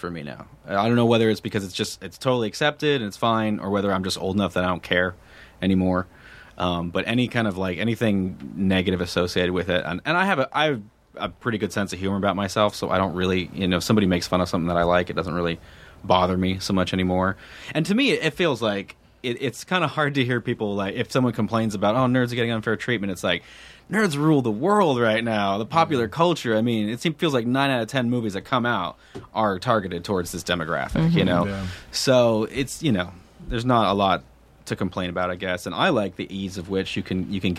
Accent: Los Angeles, California, United States; moved away as an adult; now in Austin, United States; in L.A., growing up here too, you feel like you're in the minority for being from here

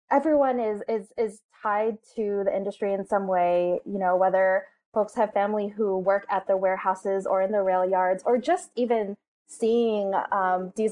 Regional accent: California, United States; Um, I grew up in San Bernardino County um, it's got the worst smog in the entire country.

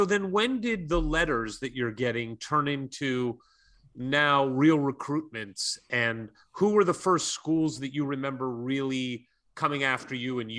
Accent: St. Louis, Missouri, United States; moved away as an adult; now in Los Angeles, United States; my hometown, St. Louis.

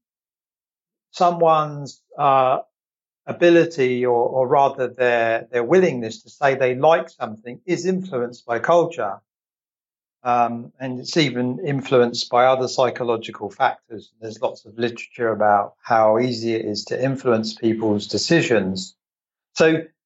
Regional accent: England, United Kingdom; moved away; I'm originally from England

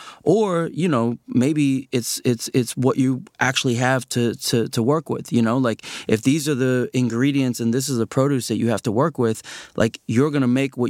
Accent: United States; also born or lived in China; I was born in China. I immigrated to the States with my parents when I was about 3 years old. And then growing up, you know, I grew up outside of D.C.

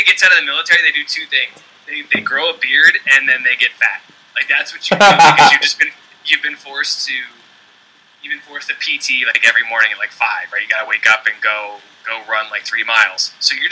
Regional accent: Virginia, United States; also born or lived in San Diego, California; now in Maryland, United States; I'm from Virginia. I'm living in Maryland now

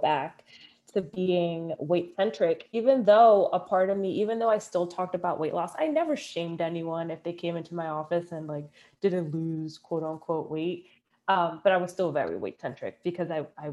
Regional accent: Philadelphia, Pennsylvania, United States; growing up in Philly, growing up Dominican

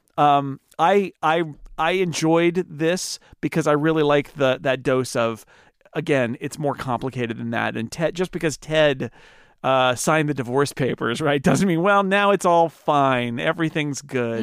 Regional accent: United States; as an American

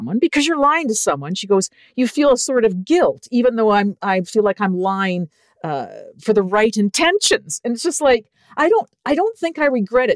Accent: Canada; accent: Canadian; my Canadian accent

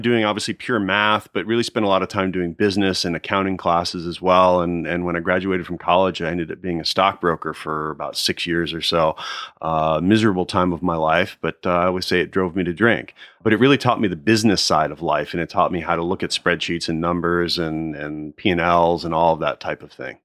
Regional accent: United States; also born or lived in Nashville, Tennessee / Connecticut / New Jersey; now in Florida, United States; I grew up outside of Philadelphia. I was born in Nashville, Tennessee

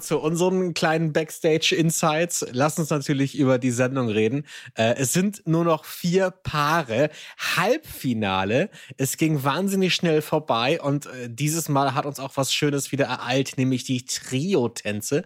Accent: Hamburg, Germany; ich bin Hamburger

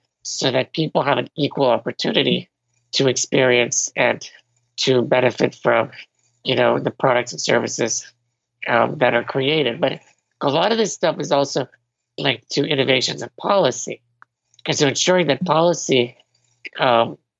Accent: Venezuela; I was born in Venezuela

